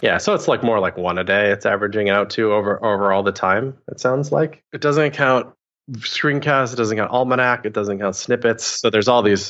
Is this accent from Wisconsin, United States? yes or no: yes; Wisconsin, United States; moved away as an adult; also born or lived in Portland, Oregon; I'd never left I grew up in Wisconsin